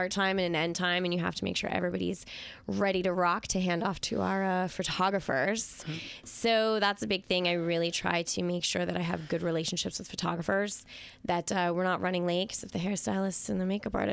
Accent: California, United States; moved away as an adult; now in Long Island, United States; Originally from California, started doing hair for our first 8th grade dance in 1993

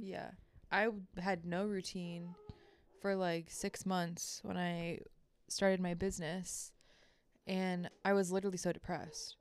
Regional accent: Baltimore, Maryland, United States; I grew up in Baltimore, the suburbs

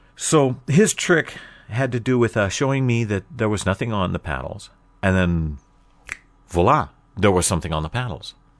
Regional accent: Portland, United States; growing up in Portland all the way until trade school

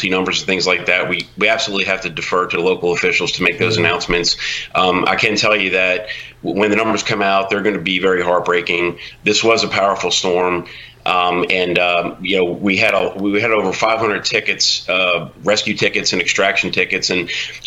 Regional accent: New Orleans, Louisiana, United States; I'm from New Orleans. I went through Katrina myself

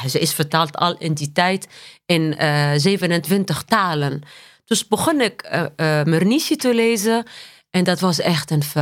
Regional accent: Tunisia; Dutch is a second language; moved away as an adult; also born or lived in Paris, France; now in Netherlands; ik ben geboren en getogen in Tunesië.

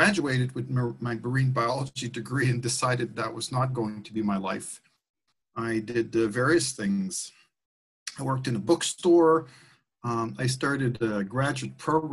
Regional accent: Montreal, Quebec, Canada; English is a second language; moved away as an adult; also born or lived in Eastern Canada / London, England; I was born and raised in Canada, in Quebec. I was raised in a French-Canadian family in Montreal, and I spent the first 20 years of my life there

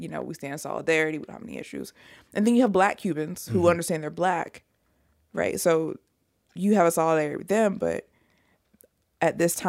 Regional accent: Jamaica; Oh, I'm not African-American. I'm Jamaican.

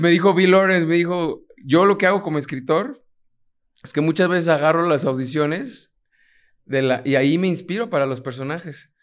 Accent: Mexico; also born or lived in Puerto Rico; me toca trabajar y representar a alguien mexicano, latino

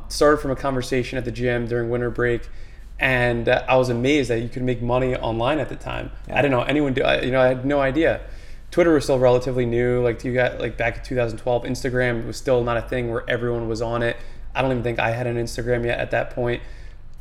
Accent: Manalapan, New Jersey, United States; I grew up in Manalapan, New Jersey, so kind of literally in the middle of New Jersey

